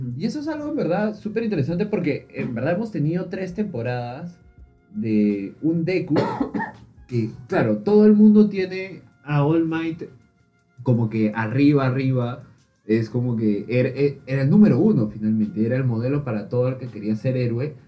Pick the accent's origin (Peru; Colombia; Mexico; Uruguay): Peru; somos de Perú